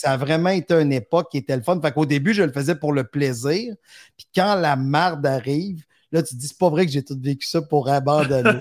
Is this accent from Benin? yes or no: no; Victoriaville, Quebec, Canada; moved away as an adult; now in Montreal, Canada; quand je suis parti de Victoriaville